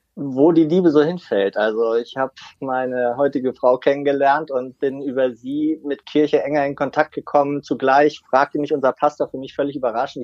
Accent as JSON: {"language": "German", "town": "Wolfenbüttel", "region": "Lower Saxony", "country": "Germany", "tie": "born or raised there", "moved": "yes", "said": "Ich komme ja aus Niedersachsen, bin in Wolfenbüttel geboren"}